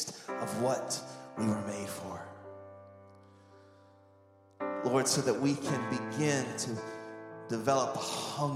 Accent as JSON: {"language": "English", "town": "Indianapolis", "region": "Indiana", "country": "United States", "tie": "born or raised there", "also_born_or_lived": "Anderson, Indiana", "moved": "as an adult", "said": "when I first moved from Indianapolis to go to college at Anderson University."}